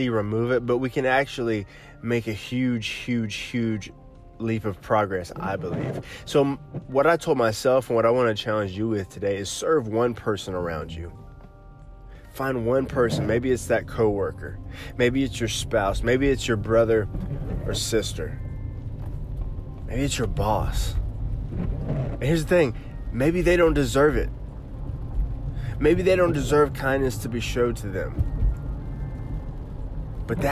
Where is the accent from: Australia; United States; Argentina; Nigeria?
United States; Oklahoma; moved away; moved back to my home state of Oklahoma